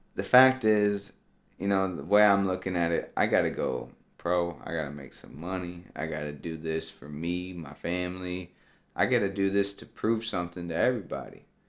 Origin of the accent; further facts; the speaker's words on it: Tennessee, United States; I'm from Tennessee.